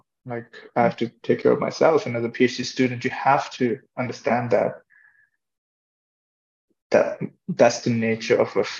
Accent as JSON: {"language": "English", "country": "Ireland", "tie": "born or raised there", "said": "growing up in Ireland, you know, you have to go, you can't go to the hospital"}